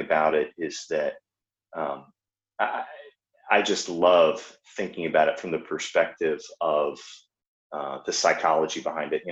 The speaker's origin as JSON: {"language": "English", "region": "Georgia", "country": "United States", "said": "I'm from Georgia"}